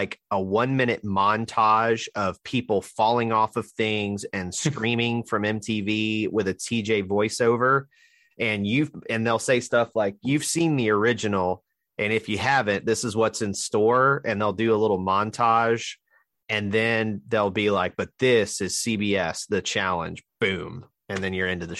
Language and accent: English; Alabama, United States; I'm from Alabama and mispronounce everything